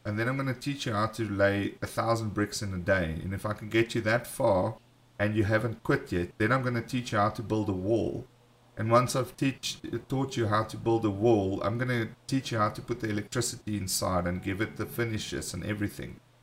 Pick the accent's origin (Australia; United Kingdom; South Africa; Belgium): South Africa; we are from South Africa